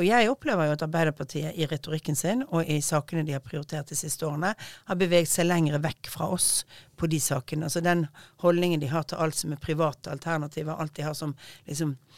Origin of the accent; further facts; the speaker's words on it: Bergen, Vestland, Norway; jeg er bergenser og snakker fort